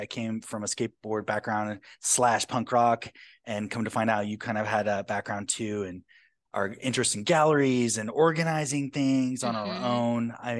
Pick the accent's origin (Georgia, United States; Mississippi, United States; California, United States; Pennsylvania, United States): Georgia, United States; Atlanta; moved away; you're from Florida, I'm from Atlanta.